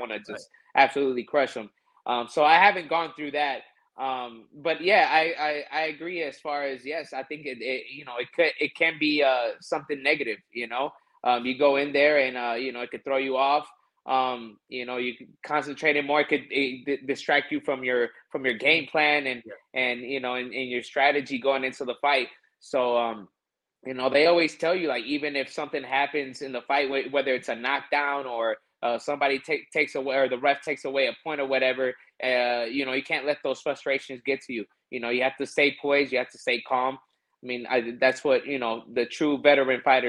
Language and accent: English; Milwaukee, Wisconsin, United States; I'm from Milwaukee, Wisconsin